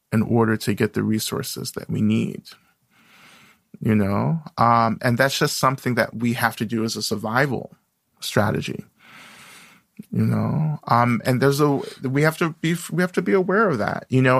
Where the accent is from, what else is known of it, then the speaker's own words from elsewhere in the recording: North Georgia, United States; now in Boston, United States; I grew up in the South, in North Georgia